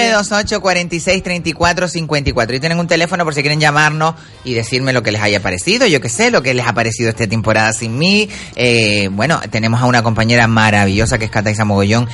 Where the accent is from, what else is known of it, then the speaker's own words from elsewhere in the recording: Canary Islands, Spain; accent: Canarian; moved away; Todos los canarios ¿eh? llevamos un cubano dentro. Entonces, eh, nuestro, nuestro acento es muy diferente al, al peninsular